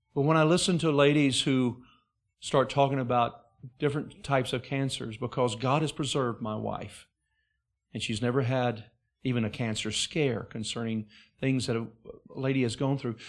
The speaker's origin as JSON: {"language": "English", "region": "Alabama", "country": "United States", "tie": "born or raised there", "also_born_or_lived": "Wisconsin / Alaska", "moved": "as an adult", "said": "I was raised in Alabama"}